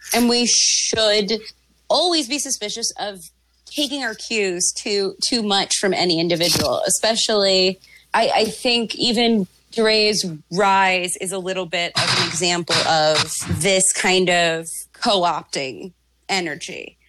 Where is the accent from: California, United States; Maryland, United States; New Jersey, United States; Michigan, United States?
Maryland, United States; I'm from Maryland